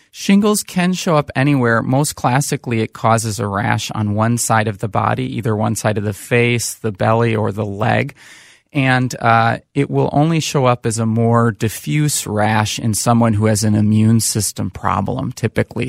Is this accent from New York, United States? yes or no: no; Saint Paul, Minnesota, United States; also born or lived in Chicago area / Bay Area; born and raised in Saint Paul, Minnesota